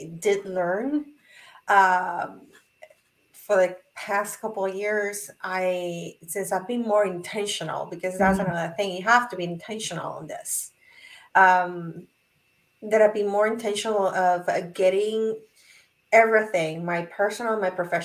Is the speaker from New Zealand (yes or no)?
no; Puerto Rico; I'm from Puerto Rico